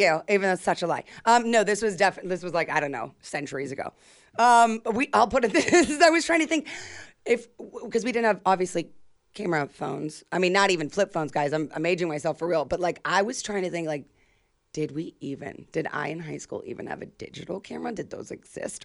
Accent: Youngstown, Ohio, United States; moved away; also born or lived in Chicago; my hometown

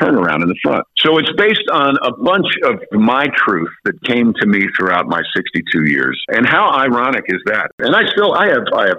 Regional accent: Westchester County, New York, United States; now in Louisiana, United States; I live in Louisiana, but I am from Westchester County, New York

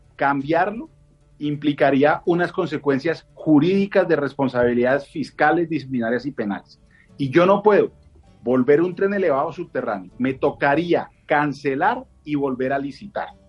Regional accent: Bogotá, Colombia; como bogotano

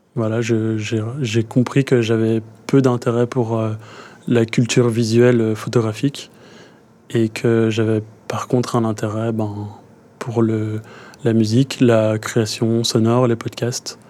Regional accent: Brussels, Brussels-Capital Region, Belgium; J'ai grandi à Bruxelles

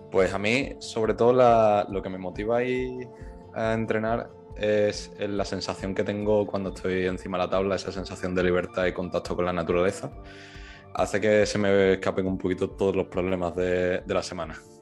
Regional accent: Seville, Andalusia, Spain; Yo soy de Sevilla

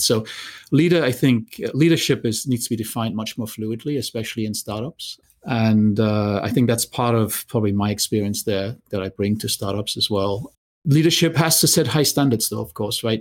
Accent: Germany; moved away; I grew up in Germany

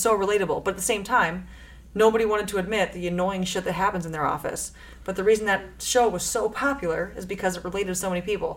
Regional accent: Chicago, Illinois, United States; I grew up in Chicago, which is like very liberal

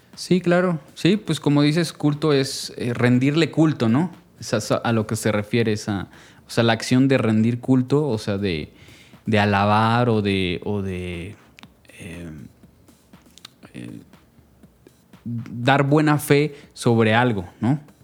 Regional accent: Jalisco, Mexico; yo soy orundo de esta región del tequila y el mariachi

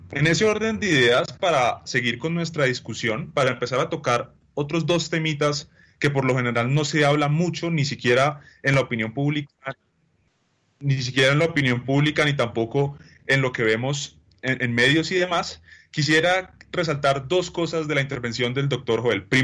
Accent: Colombia; pues nos queda extremadamente clara cuál debe ser la visión que tenemos como sociedad y como colombianos cuando analizamos la concepción de soluciones para solucionar el problema carcelario.

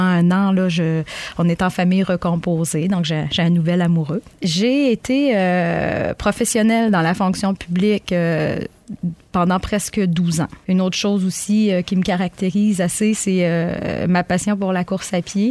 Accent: Magdalen Islands, Quebec, Canada; moved away as an adult; now in Gaspé, Canada; je suis originaire des îles de la Madeleine.

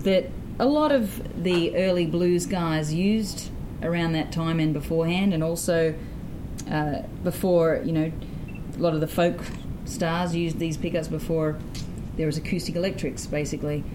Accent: Sydney, New South Wales, Australia; I hail from Sydney, Australia, mm-hmm. and I grew up in the inner city

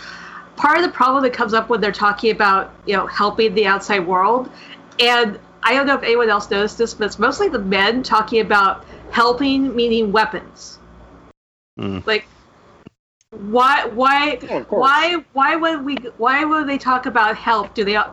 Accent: California, United States

